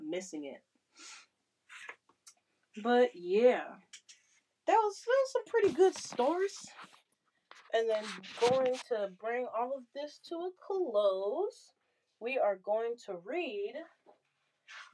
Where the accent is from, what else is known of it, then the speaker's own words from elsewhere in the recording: Florida, United States; I'm from Florida